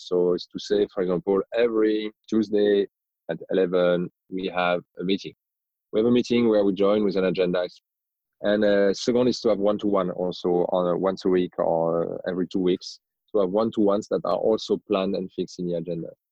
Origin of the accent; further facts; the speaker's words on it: France; accent: strong French accent; English is a second language; moved away; you might hear that I have a strong French accent. So I am originally from France. I grew up in France, but I've lived in many different countries